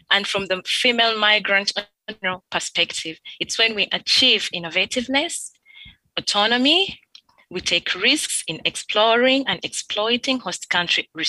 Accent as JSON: {"language": "English", "country": "Uganda", "also_born_or_lived": "Turkey", "moved": "as an adult", "lives_now": "France", "said": "my country, I come from Uganda"}